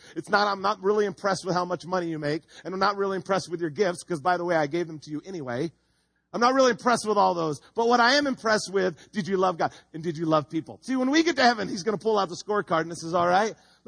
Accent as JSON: {"language": "English", "town": "Home Gardens", "region": "California", "country": "United States", "tie": "born or raised there", "said": "I grew up in Home Gardens."}